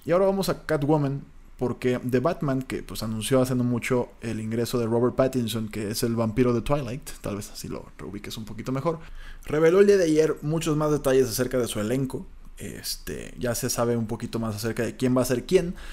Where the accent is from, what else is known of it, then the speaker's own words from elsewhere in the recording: Colima, Mexico; yo soy de Colima, entonces en Colima siempre hemos tenido